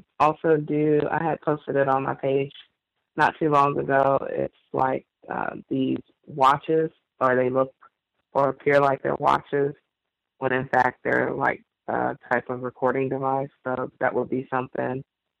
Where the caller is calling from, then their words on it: New Orleans, Louisiana, United States; Yes, I'm the caller from New Orleans, Louisiana.